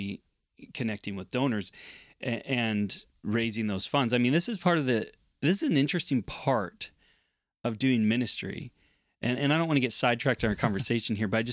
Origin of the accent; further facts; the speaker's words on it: United States; moved away as an adult; now in Canada; I'm from the United States. I came to Canada